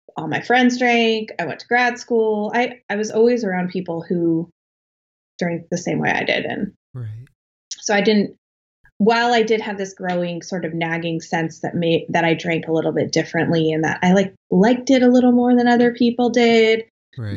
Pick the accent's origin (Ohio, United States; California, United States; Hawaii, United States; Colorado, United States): Colorado, United States; moved away as an adult; now in Boston, United States; I was born and raised in Colorado, in uh, like a small town south of Denver